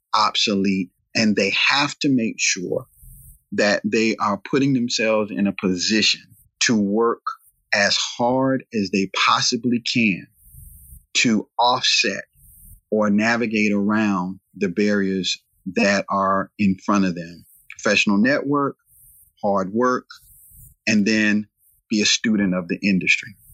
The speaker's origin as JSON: {"language": "English", "town": "Raleigh", "region": "North Carolina", "country": "United States", "tie": "born or raised there", "said": "I'm from Southeast Raleigh, this became a predominantly black area"}